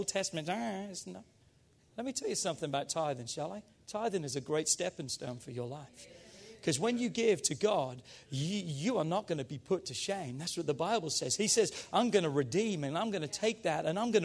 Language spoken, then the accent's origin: English; England, United Kingdom; now in United States